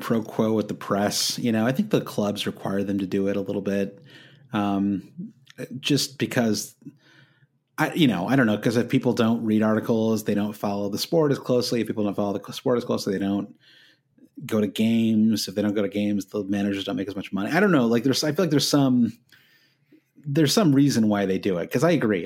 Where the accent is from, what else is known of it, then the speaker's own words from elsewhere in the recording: United States; as an American